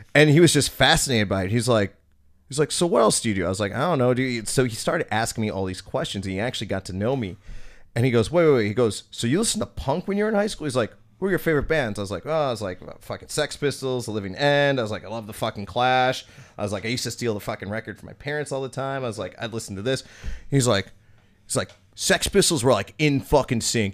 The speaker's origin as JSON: {"language": "English", "town": "Oak Creek", "region": "Wisconsin", "country": "United States", "tie": "born or raised there"}